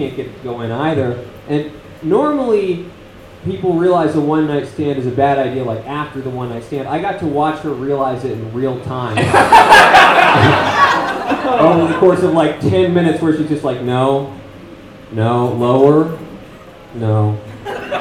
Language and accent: English; Maryland, United States; now in Los Angeles, United States; I'm from Maryland, and now I live in the godless city of Los Angeles.